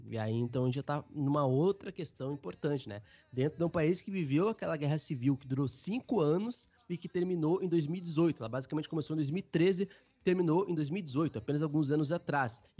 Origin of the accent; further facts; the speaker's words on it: São Gabriel, Rio Grande do Sul, Brazil; São Gabriel, minha cidade natal.